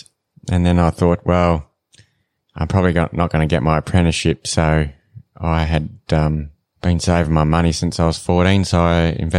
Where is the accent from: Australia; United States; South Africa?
Australia; Katherine, Northern Territory; from Katherine, Northern Territory. We have three businesses in Katherine.